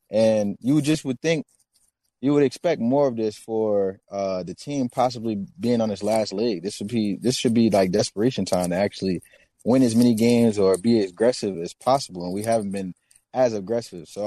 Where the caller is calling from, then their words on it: Atlanta, Georgia, United States; also born or lived in New Jersey; Atlanta, Atlanta, Georgia, by way of uh